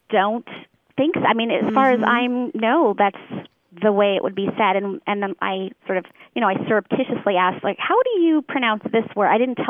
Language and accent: English; Tempe, Arizona, United States; also born or lived in Southern California; I mostly grew up in Arizona, Tempe, Arizona, and Southern California. But my mother was from East Texas, so I suspect that it may have come through her speech in some way.